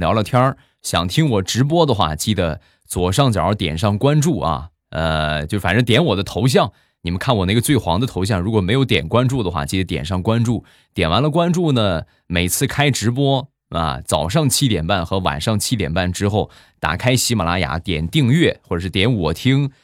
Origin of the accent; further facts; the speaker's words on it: Rizhao, Shandong, China; 我们家乡的特产，日照绿茶